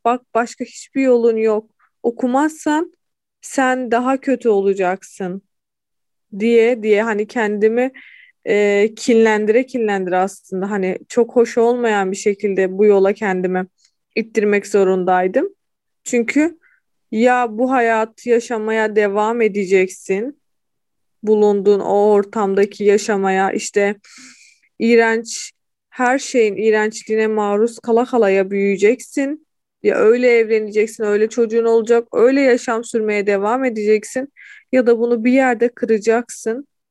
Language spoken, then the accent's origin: Turkish; Hatay, Turkey; moved away as an adult; also born or lived in Kırşehir; Memleketime geri döndüm.